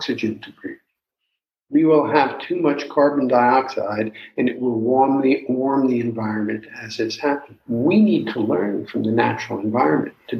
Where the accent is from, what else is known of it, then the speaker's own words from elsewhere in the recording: New York City, New York, United States; moved away; where I grew up in New York City